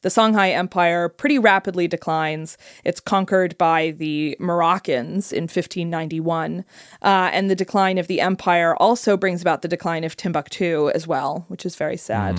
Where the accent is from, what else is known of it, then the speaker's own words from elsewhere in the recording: United Kingdom; I'm British.